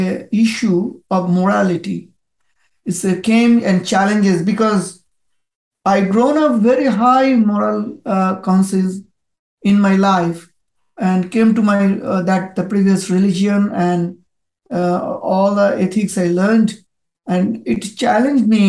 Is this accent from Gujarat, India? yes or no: no; Kolkata, West Bengal, India; first language Bengali; English is a second language; moved away as an adult; now in Sydney, Australia; I, at this moment, at Sydney, but I born in India. My city is Calcutta. It is the eastern part of the India. So I migrated before 17 years in Australia.